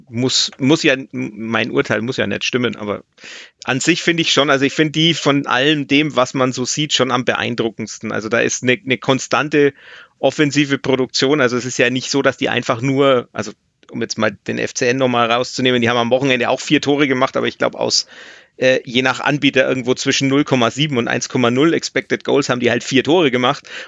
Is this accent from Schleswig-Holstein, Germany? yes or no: no; Nuremberg, Bavaria, Germany; da blutet mir natürlich als Nürnberger jetzt das Herz, wenn man sieht, wie viele Ex-Nürnberger da spielen